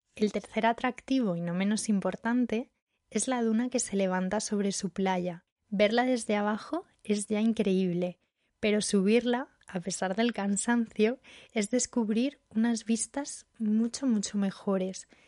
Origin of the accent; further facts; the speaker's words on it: Barbate, Andalusia, Spain; soy de un pueblo de Cádiz, de Barbate